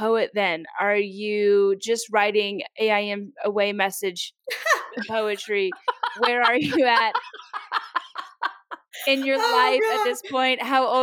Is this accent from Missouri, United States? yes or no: no; Kentucky, United States; moved away as an adult; also born or lived in South Carolina; I grew up in Kentucky, never had allergies, and then went to college in South Carolina